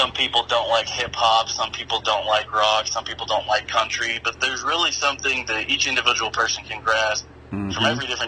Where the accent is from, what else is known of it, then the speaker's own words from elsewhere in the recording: Utah, United States; I'm a kid from Utah